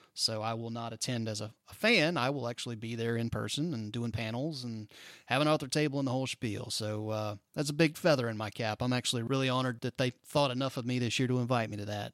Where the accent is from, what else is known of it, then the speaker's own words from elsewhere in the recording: Tallahassee, Florida, United States; moved away; growing up in Tallahassee